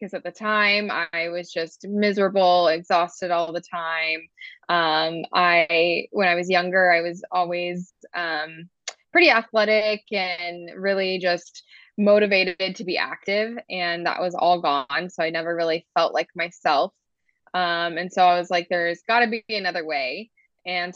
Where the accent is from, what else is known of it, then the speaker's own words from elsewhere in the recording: Georgia, United States; moved away as an adult; now in Utah, United States; I grew up in Georgia, lived there my whole life